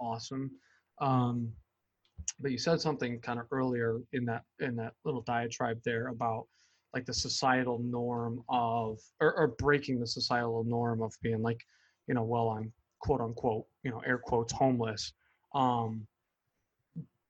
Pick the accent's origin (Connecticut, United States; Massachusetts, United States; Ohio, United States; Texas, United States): Connecticut, United States; When I got back to Connecticut from California